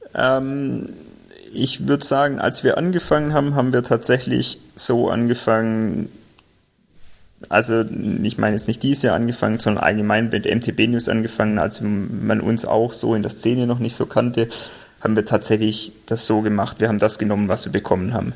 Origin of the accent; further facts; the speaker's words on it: Albstadt, Baden-Württemberg, Germany; now in Tübingen, Germany; wir sind zwar in Albstadt aufgewachsen, unsere Eltern wohnen noch in Albstadt